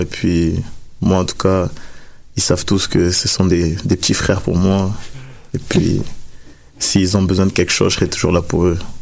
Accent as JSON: {"language": "French", "country": "France", "moved": "as an adult"}